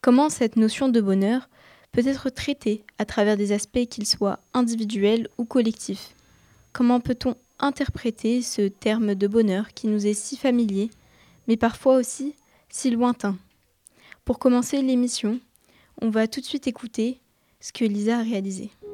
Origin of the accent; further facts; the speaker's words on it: Egypt; now in Paris, France; je retourne souvent dans mon pays d'origine, l'Égypte